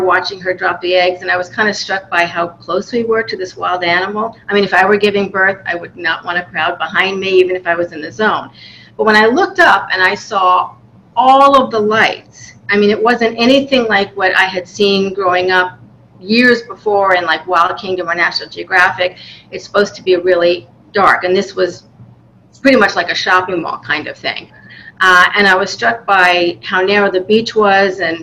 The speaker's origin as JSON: {"language": "English", "region": "New York", "country": "United States", "moved": "as an adult", "lives_now": "Florida, United States", "said": "I'm from New York, so when I moved down here in 2007"}